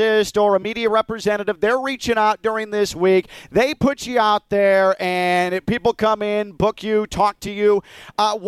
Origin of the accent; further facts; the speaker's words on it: Chicago, Illinois, United States; I grew up in Chicago